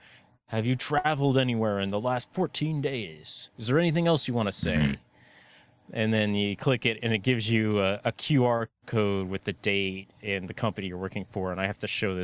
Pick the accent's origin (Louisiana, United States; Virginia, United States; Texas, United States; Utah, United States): Virginia, United States; moved away; When I was growing up in Virginia